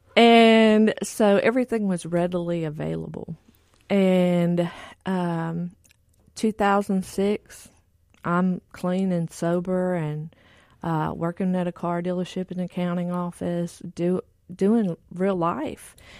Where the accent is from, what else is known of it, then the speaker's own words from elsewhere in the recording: Texas, United States; I grew up in Texas, and both my parents were functioning drug addicts and alcoholics.